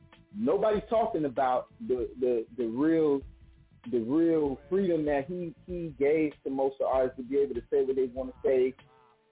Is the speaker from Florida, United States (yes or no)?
yes; Dade County, Florida, United States; I'm from Dade County